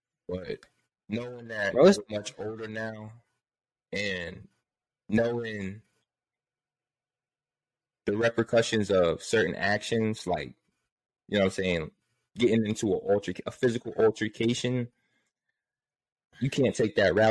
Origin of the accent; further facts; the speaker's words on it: New Jersey, United States; I'm from Jersey